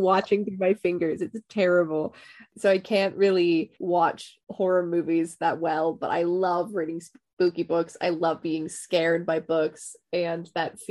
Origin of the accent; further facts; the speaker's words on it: Pittsburgh, Pennsylvania, United States; moved away as an adult; now in London, United Kingdom; I am from Pittsburgh and I did go to Pitt. I then moved to London.